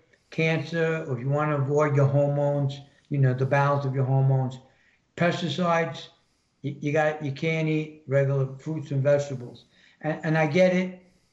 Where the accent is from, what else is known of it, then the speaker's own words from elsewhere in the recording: New York, United States; I'm from New York. What's more polluted than New York other than Chicago? or California?